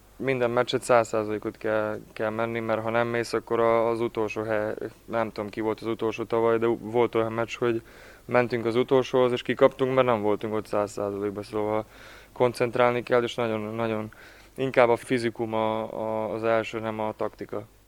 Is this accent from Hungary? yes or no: no; Ada, Vojvodina, Serbia; moved away; mindig adán, adán töltöm az időmet, mivel az a, az a szülővárosom